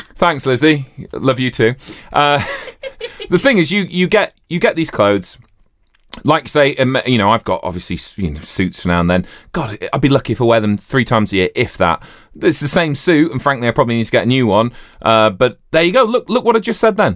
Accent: Yorkshire and the Humber, United Kingdom; growing up in Yorkshire

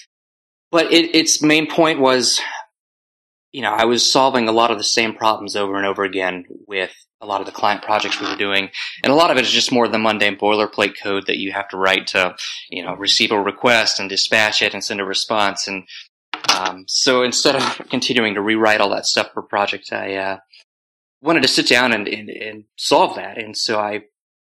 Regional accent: Waxhaw, North Carolina, United States; also born or lived in Chapel Hill, North Carolina; born just south of Charlotte, and again, a really small town called Waxhaw

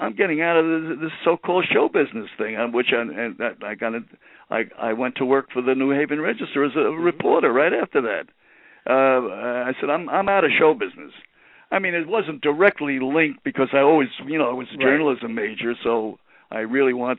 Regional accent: New York City, New York, United States; I'm from Brooklyn

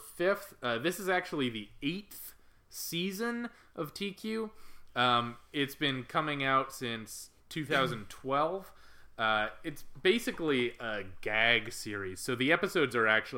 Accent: United States; I, as an American

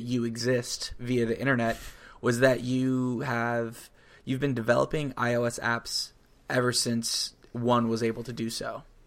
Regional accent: Florida, United States; I grew up in Florida

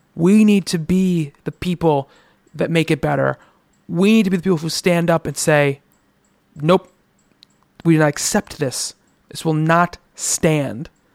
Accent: United States; my life as an American

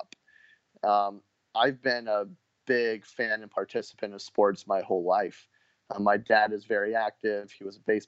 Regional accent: Orange County, California, United States; also born or lived in Los Angeles, California; I was born in LA, but I grew up in Orange County

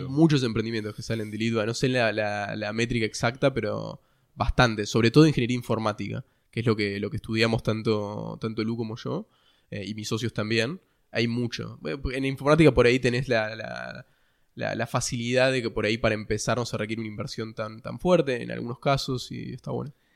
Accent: Ushuaia, Tierra del Fuego, Argentina; moved away as an adult; now in Buenos Aires, Argentina; yo nací en Ushuaia eh, hace un tiempo y crecí, toda mi infancia y mi adolescencia fue en Ushuaia y recién me vine a Buenos Aires para estudiar

